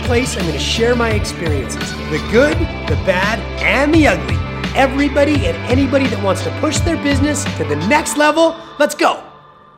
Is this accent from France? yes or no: no; Calgary, Alberta, Canada; I'm from Calgary, Alberta, Canada.